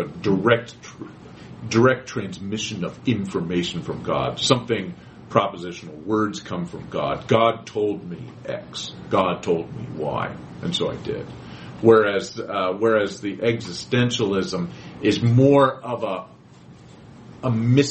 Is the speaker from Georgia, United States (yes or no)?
no; Quakertown, Pennsylvania, United States; I grew up in Quakertown. That's my hometown. It's Quakertown.